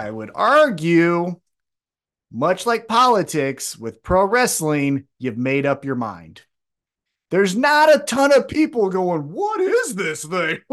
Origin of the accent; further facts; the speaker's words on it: United States; I'm just American who only kno-, knows one